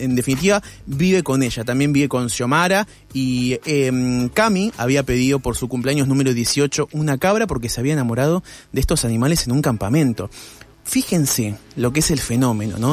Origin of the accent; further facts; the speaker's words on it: Buenos Aires, Argentina; yo soy porteño